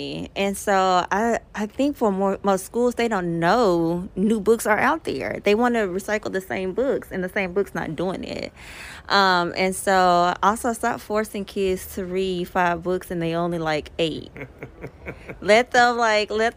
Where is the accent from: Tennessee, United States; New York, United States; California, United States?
Tennessee, United States; Memphis; now in Los Angeles, United States; I'm originally from Memphis.